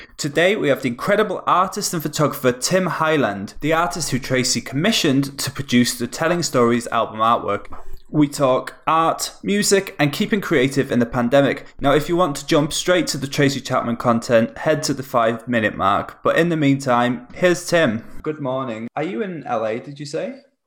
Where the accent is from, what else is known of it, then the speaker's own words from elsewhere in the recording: near Wrexham, Wales, United Kingdom; now in Manchester, United Kingdom; I'm in Manchester. I'm actually from Wales originally